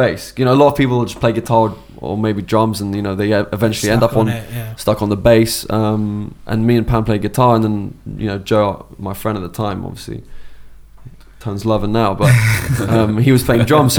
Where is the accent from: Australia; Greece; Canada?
Greece; now in United Kingdom; we all met in Greece and we obviously all lived there